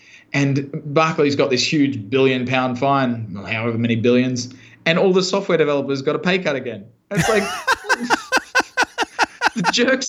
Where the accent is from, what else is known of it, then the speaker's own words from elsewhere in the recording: Brisbane, Queensland, Australia; moved away; Yeah, well, I actually grew up in the sticks out past Brisbane. I grew up as a total hick.